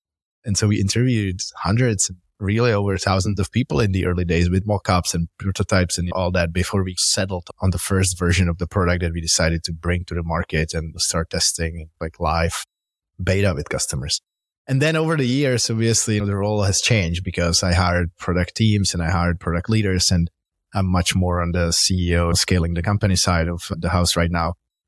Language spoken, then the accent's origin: English; Prague, Czechia; moved away as an adult; now in Bay Area, United States; Yeah, I'm originally Czech from Prague. I moved to the Bay Area 16 years ago.